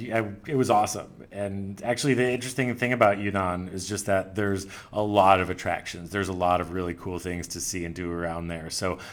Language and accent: English; United States; I don't think as an American I'm going to be getting there anytime soon.